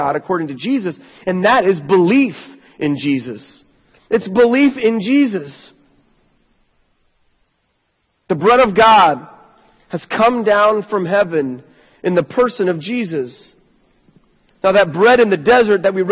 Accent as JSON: {"language": "English", "country": "United States", "said": "we in America"}